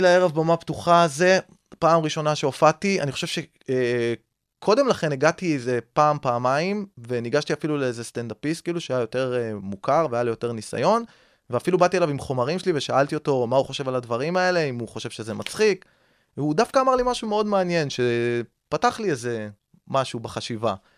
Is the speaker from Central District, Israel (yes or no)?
yes; Rishon LeZion, Central District, Israel; אני גדלתי בראשון לציון